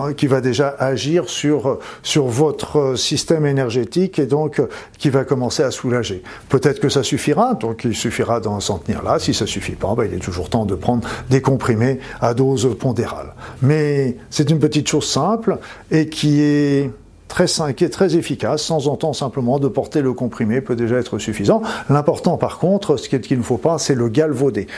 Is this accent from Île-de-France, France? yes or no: no; Normandy, France; je suis normand